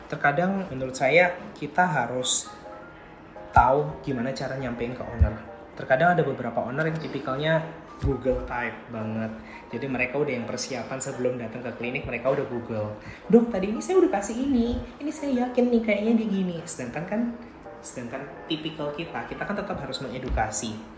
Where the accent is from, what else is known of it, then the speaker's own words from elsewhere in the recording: Java, Indonesia; saya kan aslinya Jawa tuh mayoritas pasti bahasanya pasti bahasa pakai bahasa Jawa